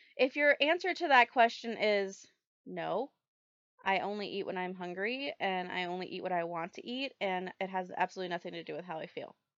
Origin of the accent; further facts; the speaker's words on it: the South, United States; I grew up in the South